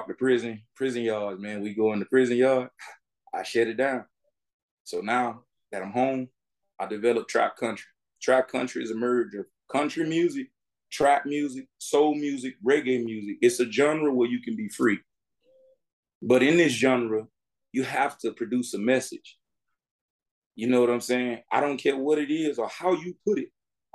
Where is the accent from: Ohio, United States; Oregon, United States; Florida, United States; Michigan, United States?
Florida, United States; Miami; I'm from Miami, Florida, born and raised.